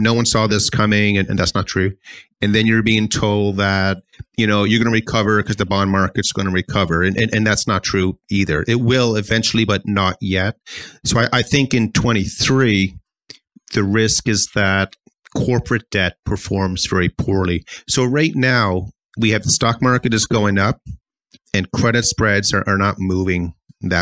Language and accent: English; Halifax, Nova Scotia, Canada; I'm from Halifax